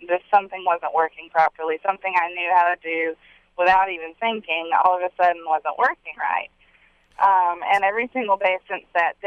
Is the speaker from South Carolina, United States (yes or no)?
yes; Bath, South Carolina, United States; now in Nashville, United States; I grew up in South Carolina